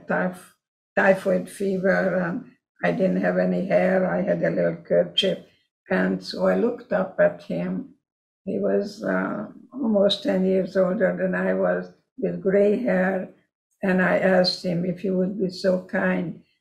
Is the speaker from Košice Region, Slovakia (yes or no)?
yes; Košice, Košice Region, Slovakia; first language Hungarian; English is a second language; moved away as an adult; it was Czechoslovakia at that time, called Košice now, Kassa, Hungary, when I lived there